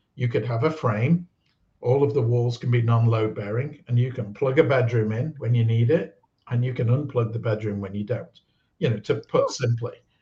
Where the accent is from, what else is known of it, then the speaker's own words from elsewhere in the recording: United Kingdom; moved away; I'm British, born in the UK, and I worked around the world